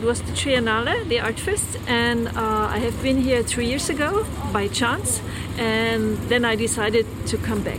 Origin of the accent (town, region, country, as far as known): Austria